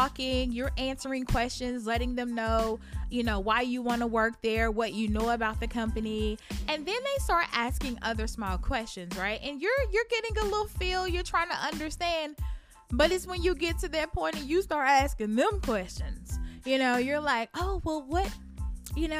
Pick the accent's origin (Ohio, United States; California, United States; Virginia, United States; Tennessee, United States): Tennessee, United States; Memphis; I'm from Memphis.